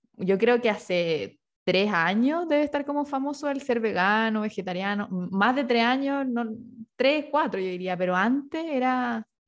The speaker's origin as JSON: {"language": "Spanish", "town": "Rancagua", "region": "O'Higgins", "country": "Chile", "also_born_or_lived": "Santiago", "moved": "yes", "said": "yo soy de Rancagua y me tocó vivir en Santiago"}